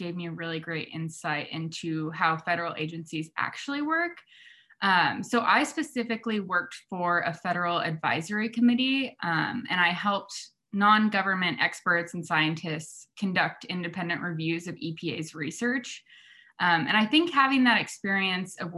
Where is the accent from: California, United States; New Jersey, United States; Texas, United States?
California, United States; Sonoma; also born or lived in Santa Barbara, California; I grew up in Northern California